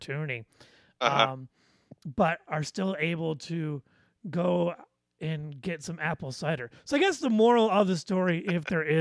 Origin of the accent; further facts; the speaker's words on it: South Detroit, Michigan, United States; accent: Midwest; moved away; growing up in South Detroit, as I like to call it, was a great time because there were apple orchards all over the place